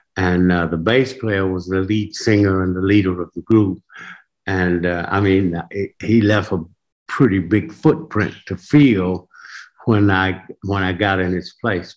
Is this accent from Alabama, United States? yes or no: yes; Tuskegee, Alabama, United States; moved away; I'm of course from Tuskegee, and in Tuskegee, my mother was a hairdresser, she was a beautician.